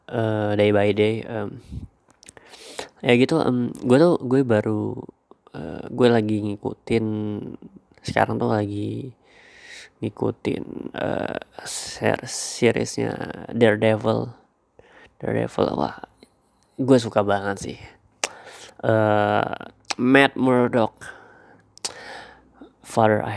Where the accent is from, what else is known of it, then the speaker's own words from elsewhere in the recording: Samarinda, East Kalimantan, Indonesia; born there; also born or lived in Sumatra / Banten; now in Yogyakarta, Indonesia; gue uh, lahir di Samarinda tapi uh, gue besar di tiga tempat yang berbeda gitu waktu sekolah uh, kali gue di SD Kalimantan SMP di Sumatera SMA di uh, Banten